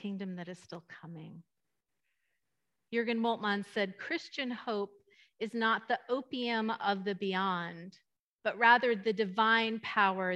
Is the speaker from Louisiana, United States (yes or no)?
no; East Bay, California, United States; moved away as an adult; now in Ladera, United States; the East Bay where I grew up